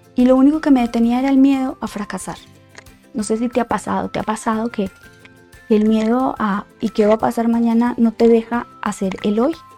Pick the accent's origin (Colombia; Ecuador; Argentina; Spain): Colombia; moved away as an adult; now in Mexico City, Mexico; soy colombiana de nacimiento, y Mexicana por Decisión